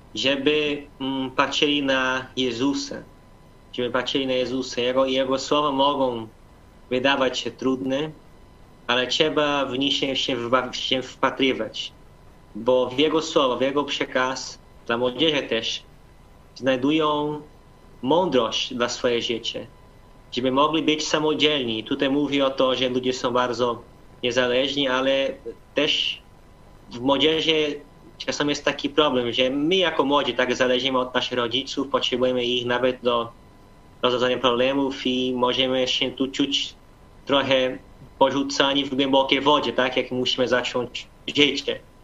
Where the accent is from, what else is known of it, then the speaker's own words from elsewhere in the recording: Brazil; now in Poland; 4000 albo 5000 to jest u nas duży kościół